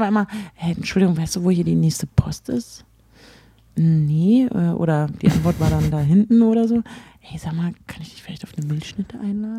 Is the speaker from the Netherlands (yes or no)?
no; Berlin, Germany; ich komme nicht aus Hamburg, sondern aus Berlin